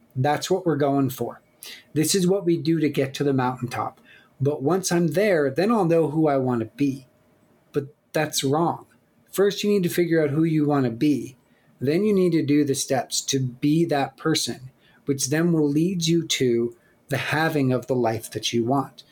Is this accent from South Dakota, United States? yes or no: yes; Black Hills, South Dakota, United States; I grew up in the Black Hills of South Dakota with my with my parents and with my sister.